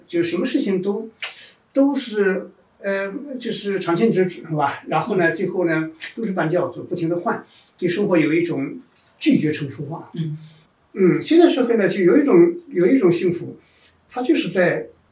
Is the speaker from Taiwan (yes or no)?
no; China; 因为我们中国人在农业社会出来以后，就是一个非常好奇的存在